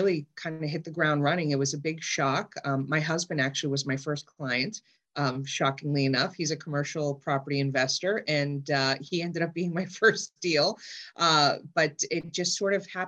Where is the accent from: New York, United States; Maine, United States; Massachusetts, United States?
Massachusetts, United States; Somerville; I grew up in Somerville